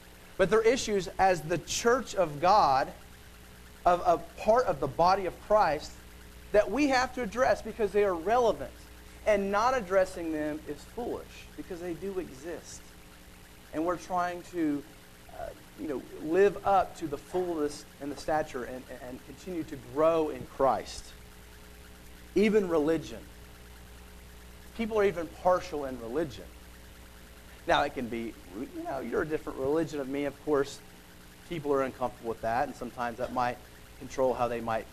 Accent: United States; We live in America

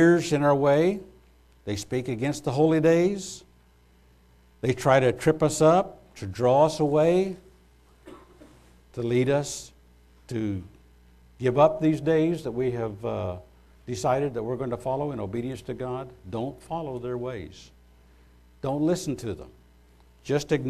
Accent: United States; as an American

